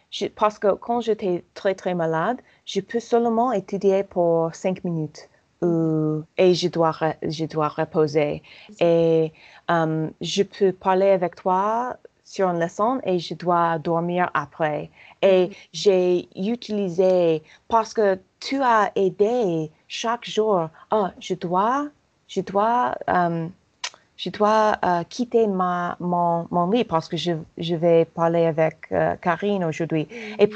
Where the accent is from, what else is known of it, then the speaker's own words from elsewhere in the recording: Paris, Île-de-France, France; je suis je suis parisienne